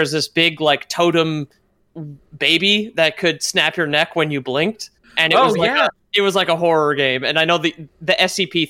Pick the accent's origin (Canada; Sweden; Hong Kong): Canada; I, as a Canadian